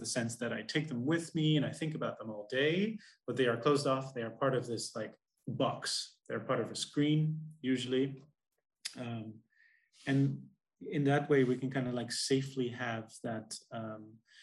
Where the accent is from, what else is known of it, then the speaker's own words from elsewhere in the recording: Netherlands; We're both from the Netherlands, which is one of the most most atheist agnostic countries in the world